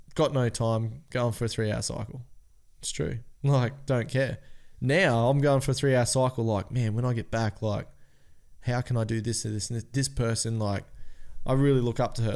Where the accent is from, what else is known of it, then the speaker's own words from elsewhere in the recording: Cairns, Queensland, Australia; We're from Cairns